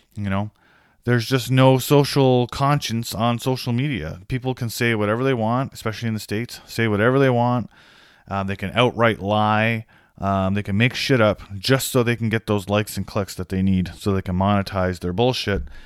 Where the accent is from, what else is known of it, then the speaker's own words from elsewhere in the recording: Canada; I'm Canadian